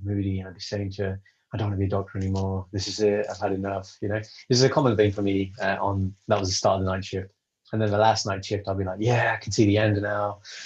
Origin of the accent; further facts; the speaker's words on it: United Kingdom; I'm British, I'm Sikh, I'm Punjabi. And being that in the UK growing up